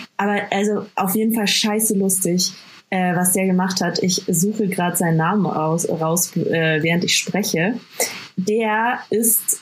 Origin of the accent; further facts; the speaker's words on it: Bad Aibling, Bavaria, Germany; first language German; Ich bin geboren und aufgewachsen in Bad Aibling